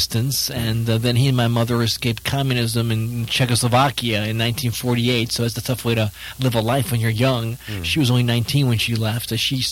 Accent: New Orleans, Louisiana, United States; also born or lived in Vienna, Austria / New York City; now in Los Angeles, United States; But I moved here when I was 2 and a half, and I grew up in New Orleans

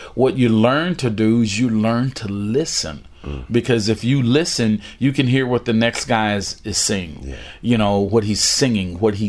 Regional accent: Miami, Florida, United States; Growing up in Miami, specifically in Coconut Grove, right on Biscayne Bay.

